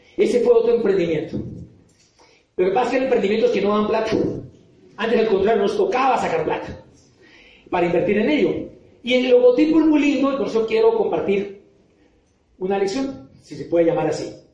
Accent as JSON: {"language": "Spanish", "town": "Popayán", "region": "Cauca", "country": "Colombia", "moved": "as an adult", "lives_now": "Bogotá, Colombia", "said": "yo vengo de Popayán, soy de Popayán y llevo acá en Bogotá ya varios años"}